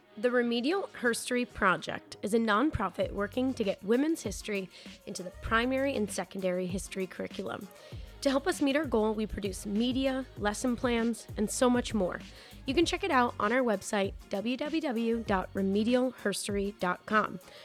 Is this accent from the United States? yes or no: yes; New Hampshire, United States; growing up in New Hampshire